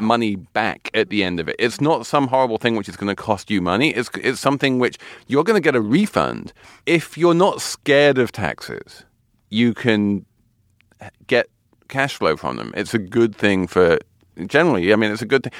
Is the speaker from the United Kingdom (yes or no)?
yes; London, United Kingdom; now in New York City, United States; my hometown of London